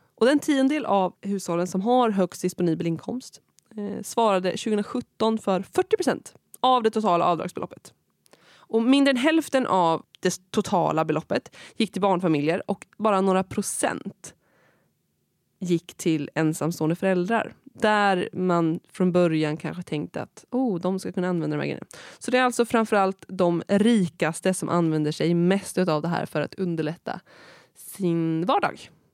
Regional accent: Kinda, Östergötland, Sweden; also born or lived in Malmö; i min hemkommun Kinda

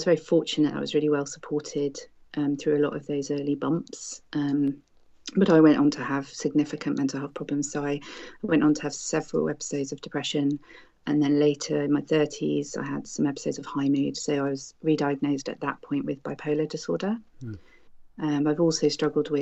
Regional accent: United Kingdom; I am a British doctor myself

